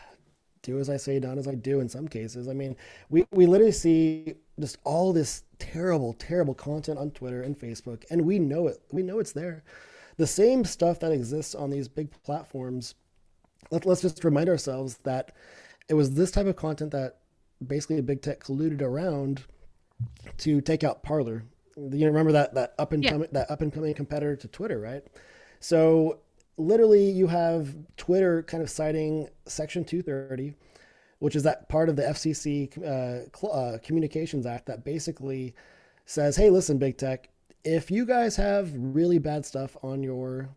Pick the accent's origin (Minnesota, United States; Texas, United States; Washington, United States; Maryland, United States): Texas, United States; as a Texan, as an American